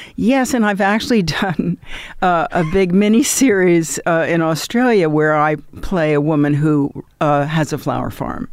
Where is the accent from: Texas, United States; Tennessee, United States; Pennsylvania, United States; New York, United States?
New York, United States; I grew up in New York.